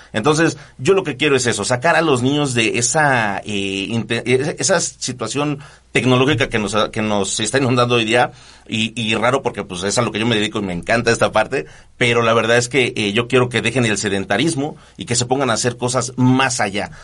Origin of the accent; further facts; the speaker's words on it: Nezahualcóyotl, State of Mexico, Mexico; somos de Nesa, Ciudad Nesa